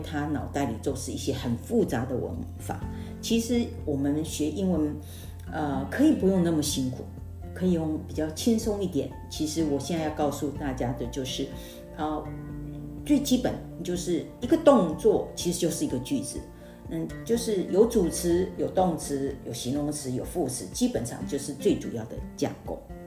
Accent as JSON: {"language": "Chinese", "country": "Taiwan", "said": "我们在台湾的学习语言，第二外国语言"}